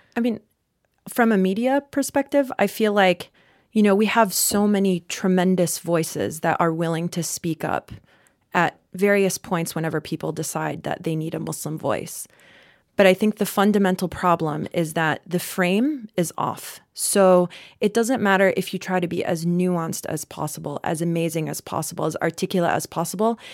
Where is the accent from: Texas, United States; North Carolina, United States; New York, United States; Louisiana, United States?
North Carolina, United States; I'm from North Carolina